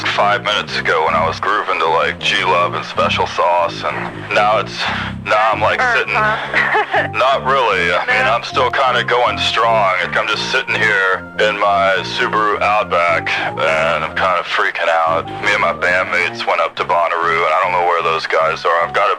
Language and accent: English; Canada; I'm from Canada.